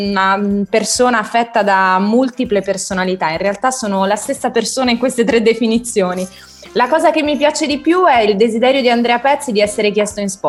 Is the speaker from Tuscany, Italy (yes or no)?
no; Rome, Lazio, Italy; born there; Io sono nata a Trastevere, frequentavo appunto la Basilica, gli Scout, facevamo tante cose.